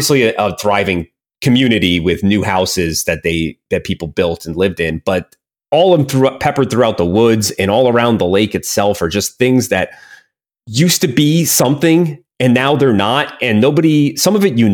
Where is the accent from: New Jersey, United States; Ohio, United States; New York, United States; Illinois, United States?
New Jersey, United States; Hopatcong; my hometown was really weird.